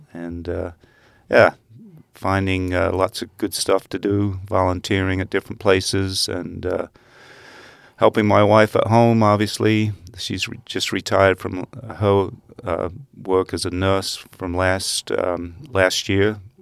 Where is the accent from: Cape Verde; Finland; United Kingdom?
United Kingdom; Essex, East of England; moved away as an adult; also born or lived in Netherlands; now in Hamilton, United States; when I was six months old, we moved to England and uh, grew up in uh, Essex County near London